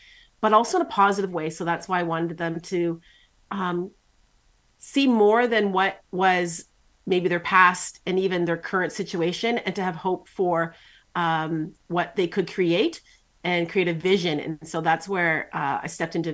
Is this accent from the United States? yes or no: no; Canada; I'm Canadian